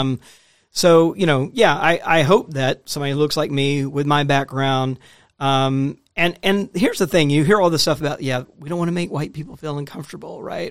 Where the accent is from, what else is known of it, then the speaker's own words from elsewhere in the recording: Jackson, Mississippi, United States; I grew up in Mississippi